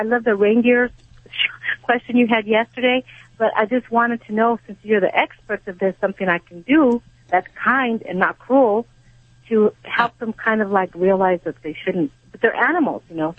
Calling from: Covina, California, United States; I'm in Covina, California.

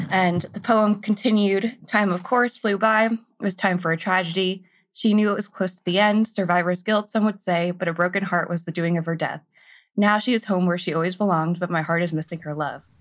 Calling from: Memphis, Tennessee, United States; I'm calling straight from Memphis.

